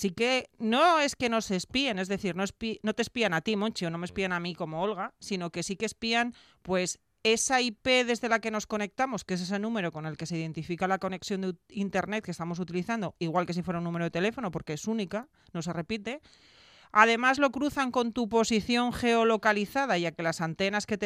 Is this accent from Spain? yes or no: yes; Gijón, Asturias, Spain; soy de Gijón